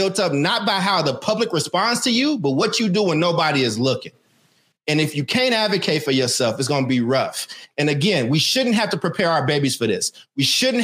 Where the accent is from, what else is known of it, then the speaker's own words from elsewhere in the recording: Oakland, California, United States; also born or lived in Emeryville; I was in the wrong classes when I got to Emory High because I was coming from Oakland over to Emory